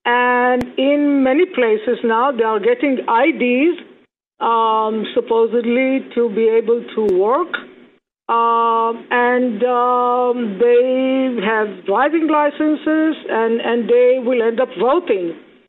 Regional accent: Israel; now in United States; I mean, I came from Israel, and what is happening there, they are very similar to what's happening here.

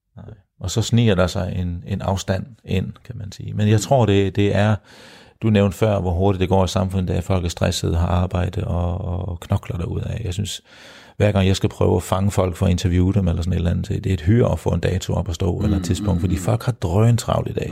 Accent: Denmark; mine, mine kære landsmænd

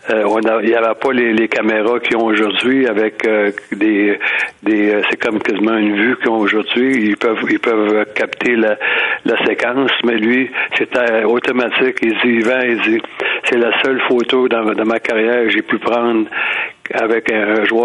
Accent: Drummondville, Quebec, Canada; Je venais de Drummondville.

